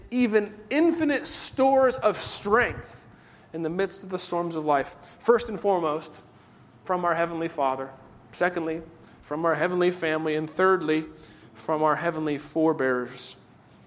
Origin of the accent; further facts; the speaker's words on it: United States; We are Americans.